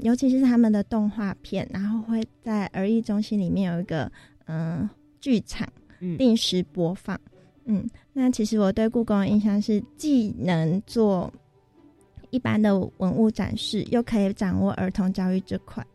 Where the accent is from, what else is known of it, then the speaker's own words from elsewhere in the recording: Tainan, Taiwan; 我本身是台南人